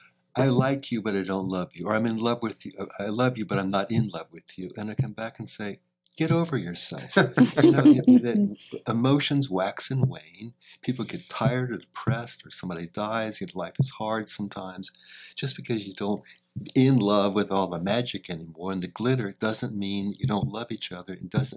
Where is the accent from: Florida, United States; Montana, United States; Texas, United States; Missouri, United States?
Florida, United States; St. Petersburg; I'm a northerner. Even though I grew up partly in St. Petersburg, Florida.